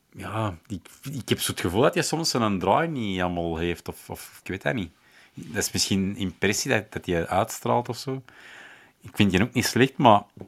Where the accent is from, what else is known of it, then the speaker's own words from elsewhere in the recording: Schoten, Flanders, Belgium; moved away; ik ben oorspronkelijk uit Schoten.